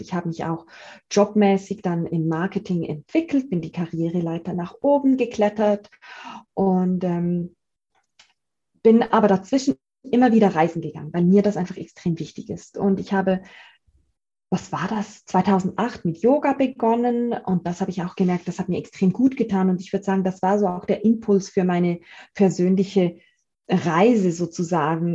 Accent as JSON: {"language": "German", "region": "Zurich", "country": "Switzerland", "said": "ich bin 35-jährig und komme aus Zürich ähm, in der Schweiz. Also meinen leichten Akzent, den kann ich nicht ver äh, verstecken."}